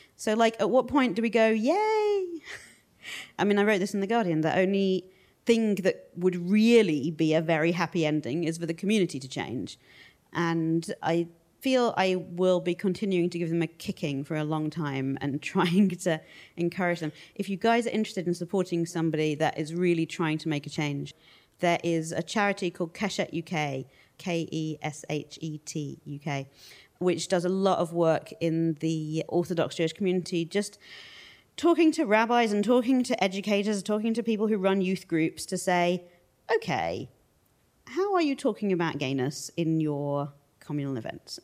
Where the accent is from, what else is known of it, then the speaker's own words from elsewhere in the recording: United Kingdom; we're British